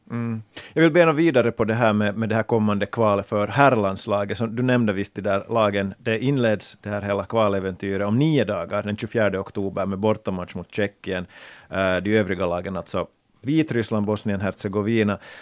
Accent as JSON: {"language": "Swedish", "country": "Finland", "said": "finländsk fotbollsvän"}